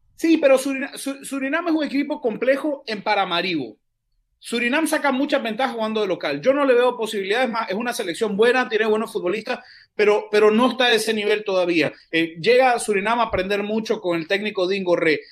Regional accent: Nicaragua; now in United States; yo soy nicaragüense

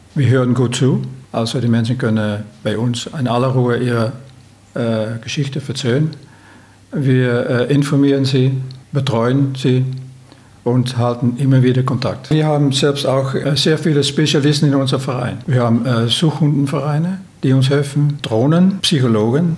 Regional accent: Netherlands; German is a second language; moved away as an adult; now in Salzburg, Austria; Ich bin gebürtig in den Niederlanden

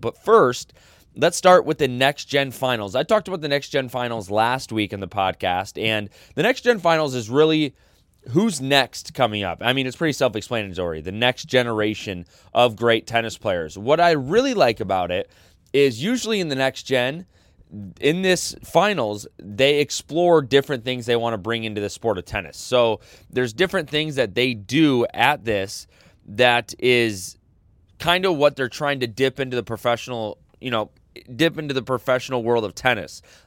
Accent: United States; as an American

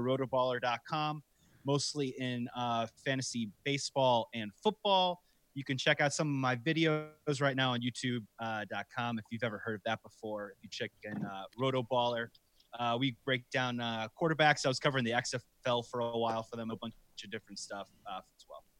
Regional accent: Wilmette, Illinois, United States; I'm from Wilmette originally

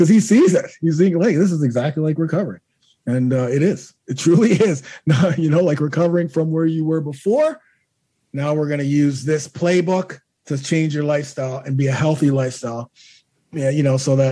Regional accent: Toronto, Ontario, Canada; me being Canadian, born in Toronto

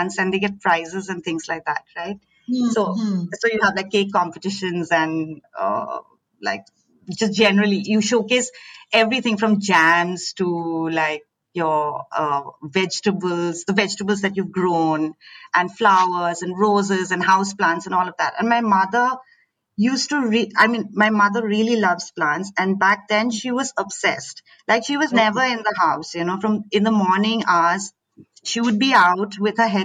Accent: Assam, India; moved away; also born or lived in Delhi; So I grew up in Assam. My parents worked in the tea gardens

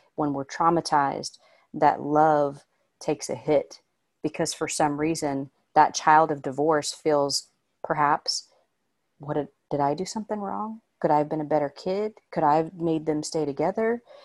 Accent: Indiana, United States; now in Los Angeles, United States; I'm from Indiana, but I genuinely thought when I moved to L

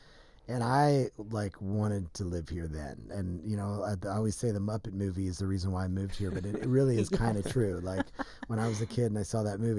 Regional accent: Nashville, Tennessee, United States; moved away as an adult; I did. Grew up in Nashville. Moved here when I was 20. So I've been here longer, but I grew up in Nashville.

